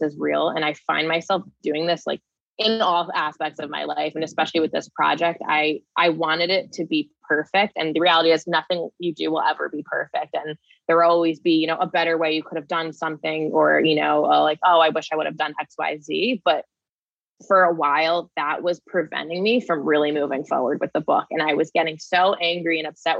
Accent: New Jersey, United States; my hometown in New Jersey, where I was born and raised.

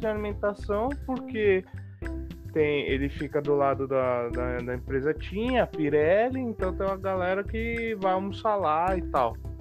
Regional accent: Santo André, São Paulo, Brazil; eu sou aqui de Santo André

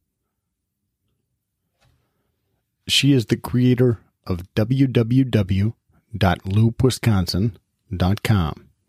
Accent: Chicago, Illinois, United States; I am from Chicago

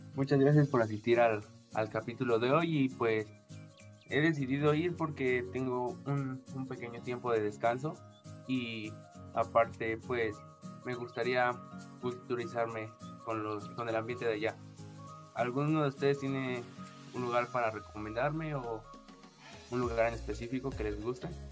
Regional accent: Puebla, Mexico; yo vengo el estado de, Puebla

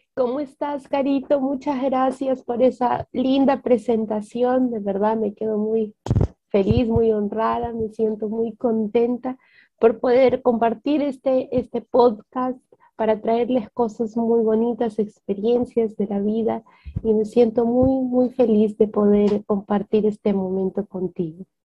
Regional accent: Peru; Tengo 26 años, soy peruana

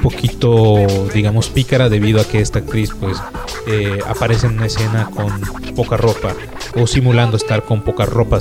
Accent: Acapulco, Guerrero, Mexico; yo soy de Acapulco, de otro estado de Guerrero

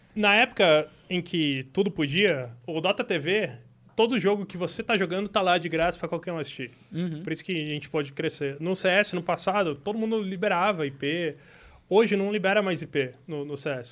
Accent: Itapetininga, São Paulo, Brazil; Eu sou de Tapetininga.

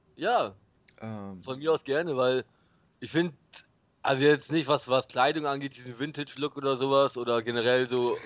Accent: Bremen, Germany; ich bin halt Bremer

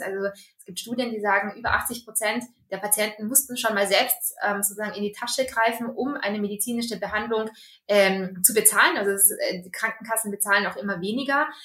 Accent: Austria; accent: Austrian; bin gebürtige Österreicherin, äh, bin da aufgewachsen und auch zur Schule gegangen, habe da studiert.

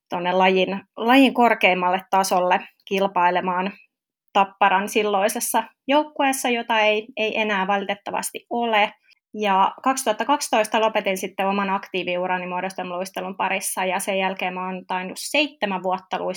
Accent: Lahti, Päijät-Häme, Finland; moved away as an adult; also born or lived in Tampere / Jyväskylä / Espoo; mä oon myöskin Lahdesta kotoisin ja siellä luistellut tonne SM-junioreihin asti

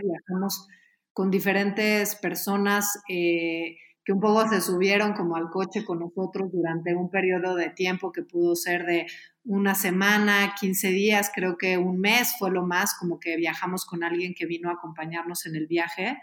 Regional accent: Mexico; somos mexicanos

